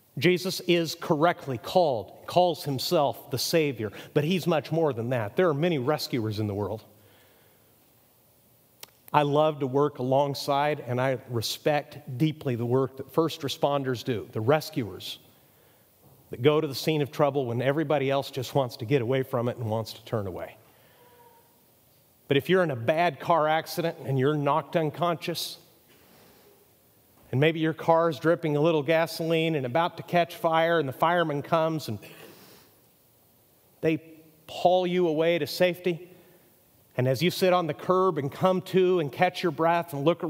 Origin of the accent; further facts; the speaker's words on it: Mexico; Now, I grew up in Mexico. My younger son's a Mexican citizen, actually. He's a dual citizen, so I'm about as close to Mexico as a gringo can be.